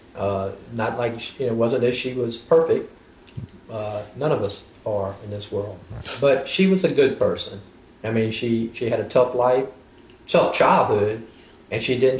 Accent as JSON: {"language": "English", "area": "Pointe Coupee Parish", "region": "Louisiana", "country": "United States", "moved": "yes", "lives_now": "French Settlement, United States", "said": "originally, I mean, we're from Pointe-Coupee Parish"}